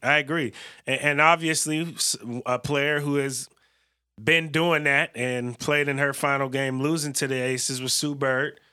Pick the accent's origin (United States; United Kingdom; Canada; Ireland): United States; North Bay, San Francisco Bay Area, California; I'm from the Bay Area, but I'm from the Northern Bay